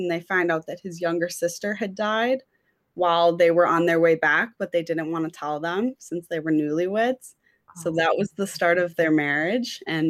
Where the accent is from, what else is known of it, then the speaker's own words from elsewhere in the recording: Chicago, Illinois, United States; I'm from the Chicago area.